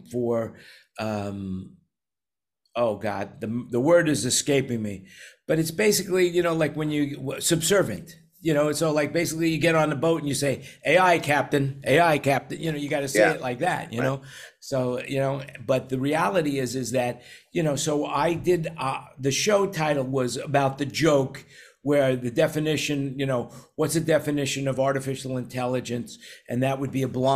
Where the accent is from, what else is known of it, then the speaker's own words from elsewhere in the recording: New York City, New York, United States; growing up in New York City with a family of 100